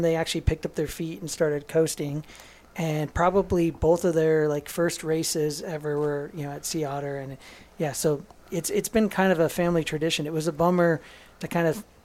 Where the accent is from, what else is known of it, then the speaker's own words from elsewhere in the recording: United States; we're American